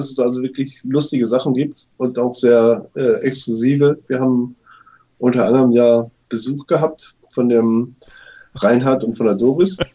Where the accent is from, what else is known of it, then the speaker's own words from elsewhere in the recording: Cuxhaven, Lower Saxony, Germany; weil ich bin gebürtiger Cuxhavener, also ein Mensch, der am Meer groß geworden ist